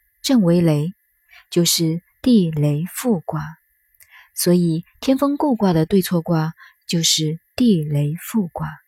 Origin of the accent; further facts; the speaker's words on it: China; 我们中国人说话常常都来自于《易经》